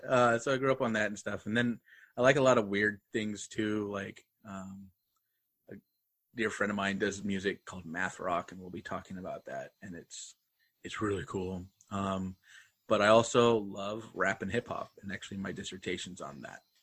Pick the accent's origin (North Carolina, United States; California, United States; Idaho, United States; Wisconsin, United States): Idaho, United States; Pocatello; moved away as an adult; also born or lived in Louisiana; now in Houston area, United States; my hometown, Pocatello